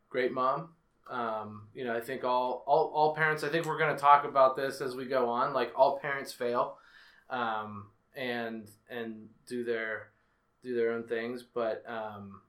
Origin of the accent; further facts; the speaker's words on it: Penn Hills, Pennsylvania, United States; I grew up in Penn Hills, suburb of Pittsburgh